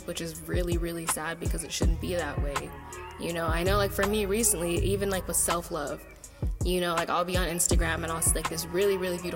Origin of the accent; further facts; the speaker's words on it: San Leandro, California, United States; I'm from San Leandro, California.